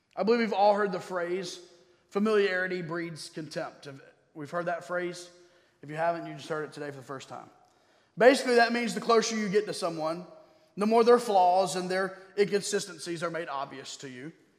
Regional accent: Durham, North Carolina, United States; also born or lived in Baltimore; I grew up here in Durham

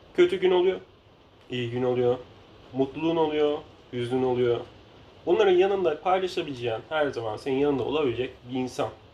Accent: Denizli, Turkey

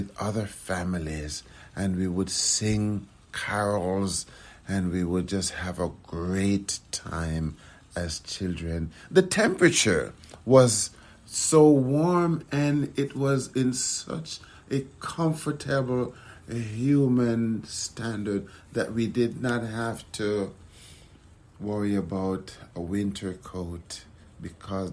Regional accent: Kingston, Jamaica; now in United States; I grew up in Kingston, Jamaica

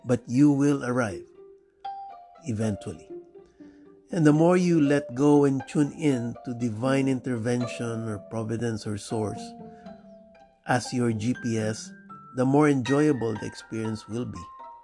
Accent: Miami, Florida, United States; Now, I was born and raised in Miami, although I have lived much further north, now in Broward County, for about 20 years.

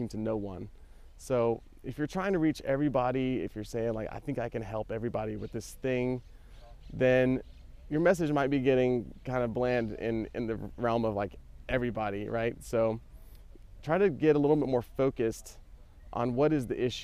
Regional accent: United States; now in Barcelona, Spain; as an American

